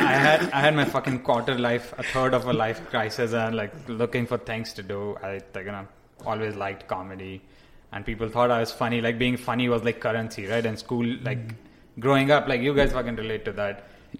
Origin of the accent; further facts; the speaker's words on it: India; moved away as an adult; also born or lived in Arizona; now in Phoenix, United States; I'm originally from India. I moved here like 5 years ago.